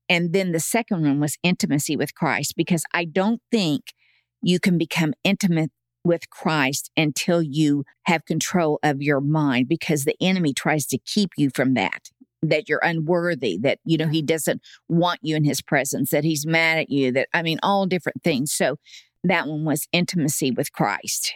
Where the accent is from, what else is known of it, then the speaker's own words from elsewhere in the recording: Tulsa, Oklahoma, United States; moved away as an adult; also born or lived in Edmond, Oklahoma; Born and raised in Tulsa